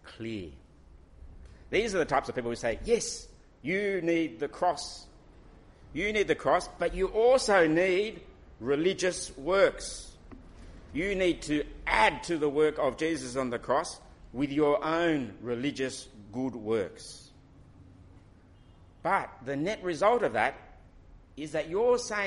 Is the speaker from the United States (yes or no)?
no; Australia; my nationality will say Australian. And yes, I belong in Australia